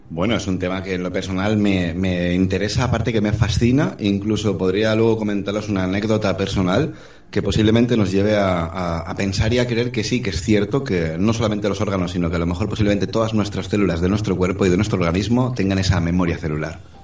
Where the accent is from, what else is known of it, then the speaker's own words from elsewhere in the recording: Tenerife, Canary Islands, Spain; Yo nací en Tenerife, una isla de pescadores en aquellos tiempos